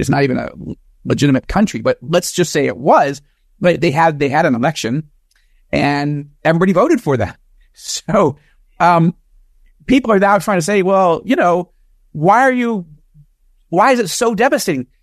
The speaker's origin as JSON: {"language": "English", "country": "United States", "tie": "born or raised there", "moved": "as an adult", "lives_now": "Israel", "said": "evangelical Jewish American, born and raised in America"}